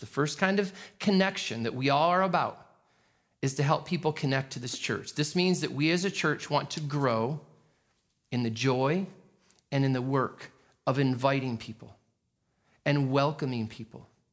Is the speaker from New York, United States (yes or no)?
yes; New York, United States; I'm a New Yorker